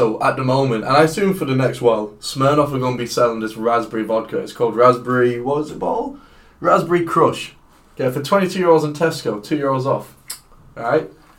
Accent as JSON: {"language": "English", "country": "Ireland", "said": "so I come from Ireland."}